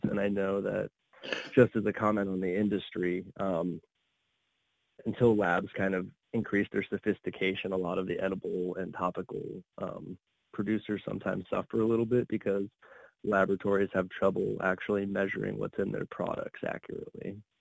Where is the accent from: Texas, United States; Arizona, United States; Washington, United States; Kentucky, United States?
Arizona, United States; moved away; also born or lived in Colorado / Oregon; I come from Arizona